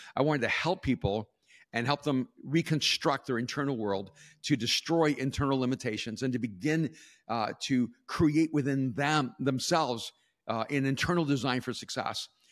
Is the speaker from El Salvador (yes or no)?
yes; El Salvador; also born or lived in West Coast, United States; now in United States; I'm from El Salvador